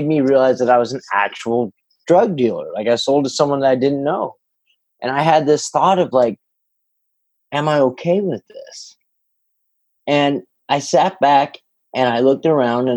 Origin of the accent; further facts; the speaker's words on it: Northern California, United States; also born or lived in San Jose, California / Illinois; I was born in San Jose. We moved up to Northern California